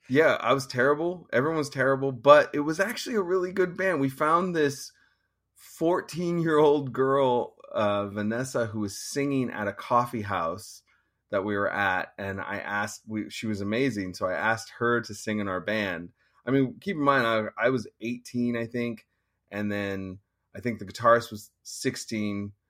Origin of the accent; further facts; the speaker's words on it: Petaluma, California, United States; also born or lived in East Bay, California; I was born around Petaluma, but we moved to the East Bay for a number of years. And then around when I was about in sixth grade, my parents took me back up there